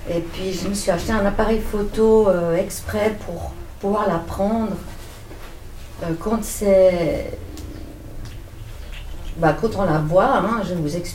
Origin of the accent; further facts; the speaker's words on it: Vevey, Vaud, Switzerland; born there; moi j'habite en Valais depuis 15 euh, ans, mais je suis née euh, à Vevey.